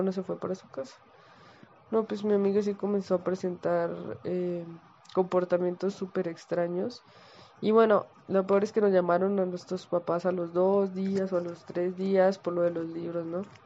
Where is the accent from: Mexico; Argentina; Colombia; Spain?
Colombia; yo soy colombiana